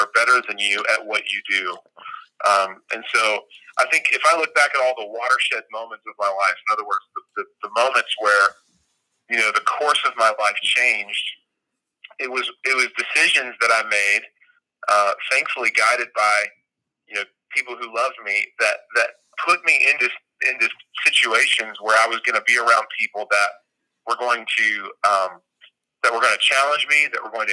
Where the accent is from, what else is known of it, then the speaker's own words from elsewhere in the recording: Colorado Springs, Colorado, United States; moved away as an adult; also born or lived in Southern California; now in Birmingham, United States; I'm originally from Southern California, and when I was 10, we moved to Colorado Springs, Colorado